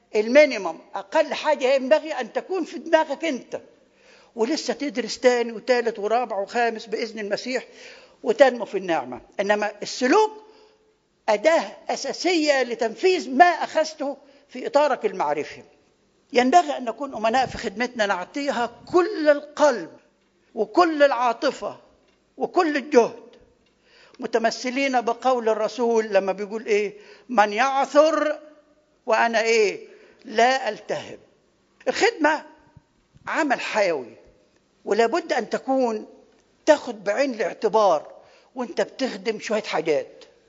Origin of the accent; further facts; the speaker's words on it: Upper Egypt, Egypt; now in Kuwait; احنا عندنا في الصعيد